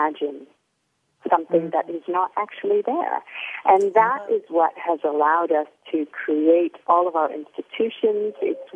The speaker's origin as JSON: {"language": "English", "town": "Mount Vernon", "region": "Ohio", "country": "United States", "tie": "born or raised there", "moved": "as an adult", "lives_now": "Sydney, Australia", "said": "I was born in little Mount Vernon, Ohio"}